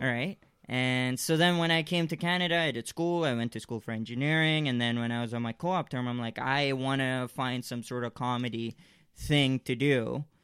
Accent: Malaysia; I grew up in Malaysia.

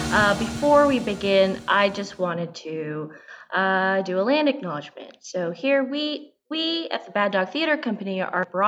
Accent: Philippines; so, first thing, I am a Filipina. I am a comedian.

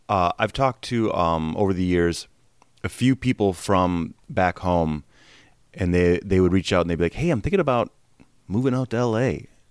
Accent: Wisconsin, United States; moved away as an adult; also born or lived in Milwaukee; I'm from Wisconsin, and I moved out here in oh nine. I was thirty-two when I moved out here

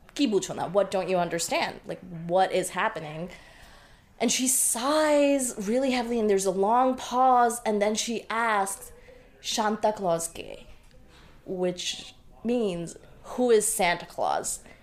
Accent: Bangladesh; I was born on October 30th, 1989, in Bangladesh

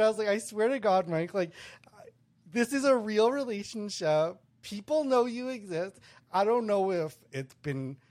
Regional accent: Winnipeg, Manitoba, Canada; moved away; I'm from Winnipeg. My whole family's from Winnipeg.

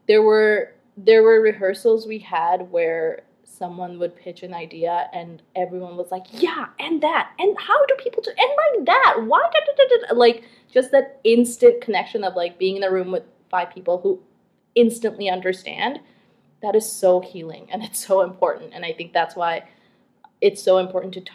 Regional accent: Canada; also born or lived in Bangladesh; being Bangladeshi, but also being Canadian

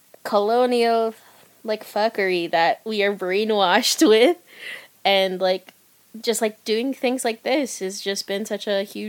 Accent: Philippines; as time passed by and I became more comfortable as a Filipina artist

